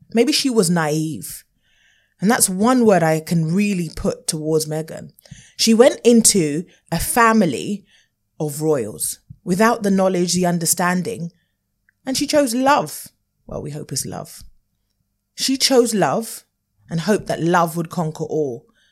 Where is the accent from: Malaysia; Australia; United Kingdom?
United Kingdom; we as U K Brits